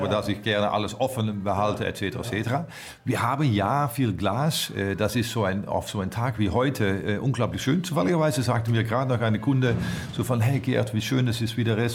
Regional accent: Netherlands; German is a second language; ich bin Holländer, ich bin ziemlich offen.

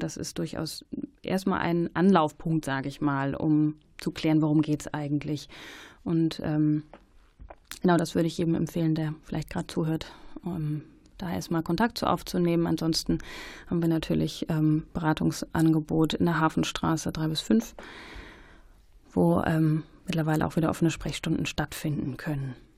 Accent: Germany; uns als ähm, ja, Deutsche

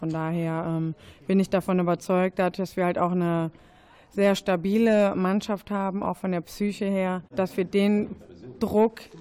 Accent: North Rhine-Westphalia, Germany; Ich komme aus NRW. NRW ist, glaube ich, eine Hochburg im Fußball generell.

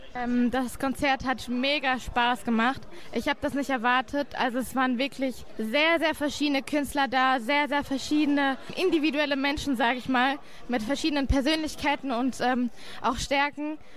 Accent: Bielefeld, North Rhine-Westphalia, Germany; ich komme aus Bielefeld.

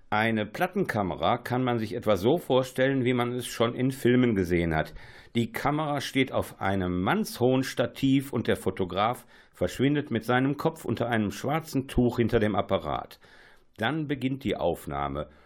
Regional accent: North Rhine-Westphalia, Germany; now in Düsseldorf, Germany; Ich bin im Ruhrgebiet aufgewachsen, komme heute aus Düsseldorf, also an, andere Welt. Äh, aber äh, ich bin im Ruhrgebiet aufgewachsen und habe teilweise natürlich solche Siedlungen kennengelernt.

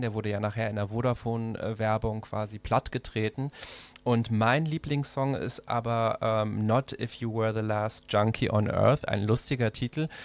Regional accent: Mechernich, North Rhine-Westphalia, Germany; moved away as an adult; also born or lived in Brazil / Düsseldorf; now in Berlin, Germany; aufgewachsen bin ich in Mechernich in der Eifel

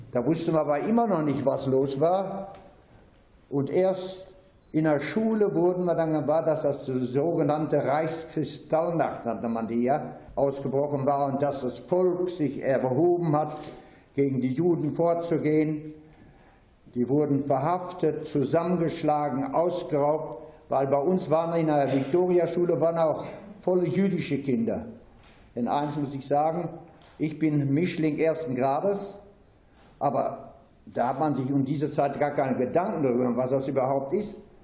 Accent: Dortmund, North Rhine-Westphalia, Germany; moved away as an adult; also born or lived in Bochum; Ich bin also 1924 in Bochum geboren, habe bis zu meinem 18. Lebensjahr in Dortmund Hörde bzw. Dortmund gewohnt und gelebt

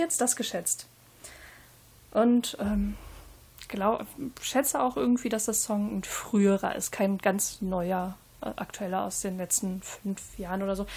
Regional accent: Northern Germany, Germany; ich bin aus Norddeutschland

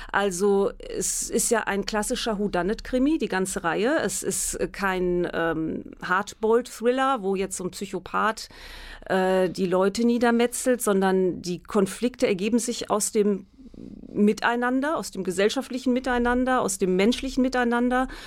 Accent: Münster, North Rhine-Westphalia, Germany; Ich komme aus Münster, ich kenne mich hier gut aus

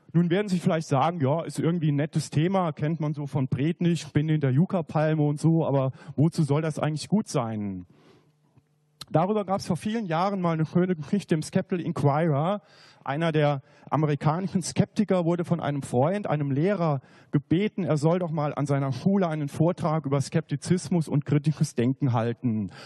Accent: near Saarbrücken, Saarland, Germany; moved away as an adult; also born or lived in Bavaria; Ich bin im Saarland aufgewachsen, in der Nähe von Saarbrücken

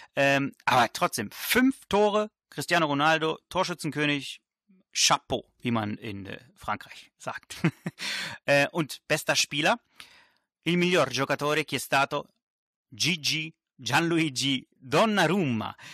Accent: Germany; also born or lived in Italy (ancestry); wenn man äh, als Italiener in Deutschland äh, aufwächst

